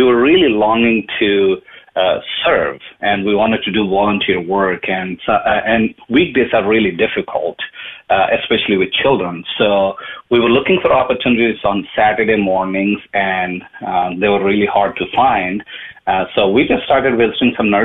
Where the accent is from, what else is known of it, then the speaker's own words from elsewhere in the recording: India; moved away as an adult; now in Dallas, United States; I am from India. I was born and brought up. I moved to United States in 98 to do some IT work